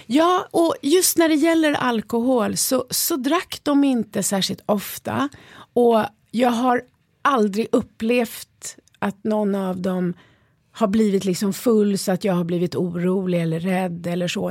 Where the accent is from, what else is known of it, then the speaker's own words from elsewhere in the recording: Stockholm, Stockholm County, Sweden; also born or lived in Spain; jag är ju uppväxt i Skärholmen